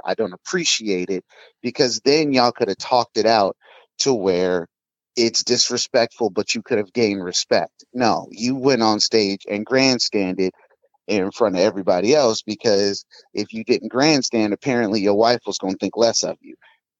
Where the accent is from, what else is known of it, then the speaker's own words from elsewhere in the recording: Compton, California, United States; now in Seattle, United States; Born and raised in Compton, of all places.